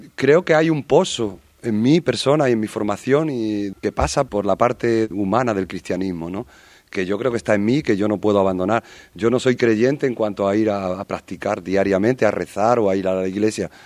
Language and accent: Spanish; Madrid, Community of Madrid, Spain; Yo soy de Vallecas, soy del barrio donde eh, de alguna manera los trenes de la muerte entraban